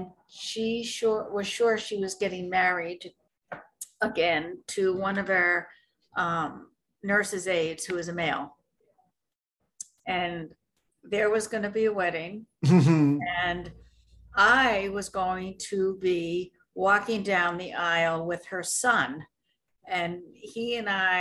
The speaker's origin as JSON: {"language": "English", "town": "New York City", "region": "New York", "country": "United States", "moved": "yes", "said": "I'm from New York City originally"}